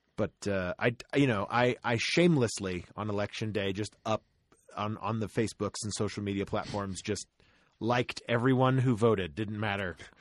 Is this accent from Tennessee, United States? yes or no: yes; Tennessee, United States; moved away; also born or lived in Florida; my home state is Tennessee, technically